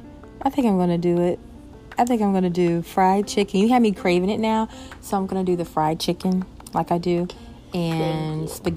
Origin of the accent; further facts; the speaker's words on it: North Chicago, Illinois, United States; born there; our summers and our Christmas holidays in Chicago, because that's where I was born. I was born in North Chicago